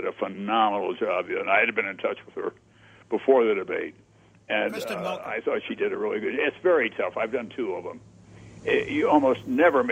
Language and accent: English; Yankton, South Dakota, United States; moved away; my hometown, Yankton